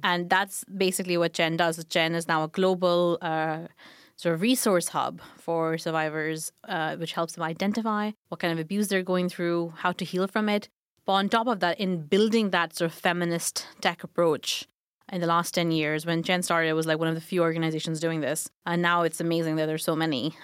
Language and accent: English; Pakistan; moved away as an adult; also born or lived in Glasgow, United Kingdom / London, United Kingdom; now in United Kingdom; I grew up in Pakistan